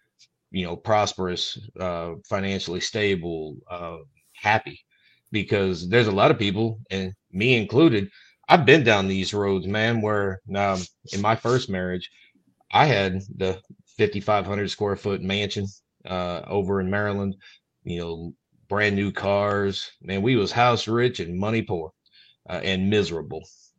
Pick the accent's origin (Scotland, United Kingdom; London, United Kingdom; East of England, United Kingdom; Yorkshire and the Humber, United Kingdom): Scotland, United Kingdom; so anybody that knew me prior to this, being a Scot, knew my ex-wife.